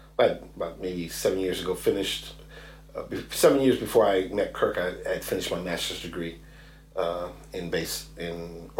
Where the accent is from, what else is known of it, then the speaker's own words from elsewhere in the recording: Chicago, Illinois, United States; So I grew up in Chicago, born and raised in Chicago. Yep. Just outside, small city, just outside of Chicago.